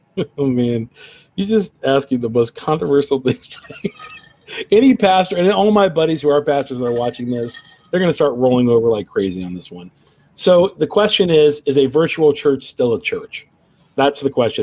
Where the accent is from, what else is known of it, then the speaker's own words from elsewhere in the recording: Cincinnati, Ohio, United States; my hometown of Cincinnati